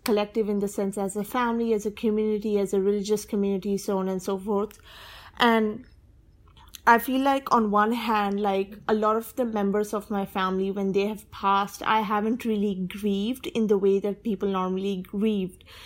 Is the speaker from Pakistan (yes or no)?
yes; Pakistan; I'm a Sunni and I'm a Pakistani